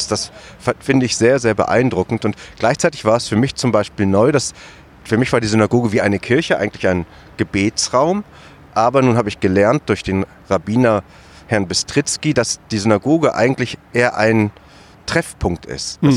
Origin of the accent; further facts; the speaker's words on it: Germany; gehört sich das für uns als Tätervolk, ganz klar als Deutsche nicht, uns da einzumischen